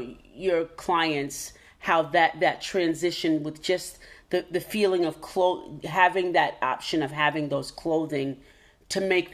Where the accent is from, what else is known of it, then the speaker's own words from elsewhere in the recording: Alabama, United States; now in New York, United States; So I came from Alabama to New York.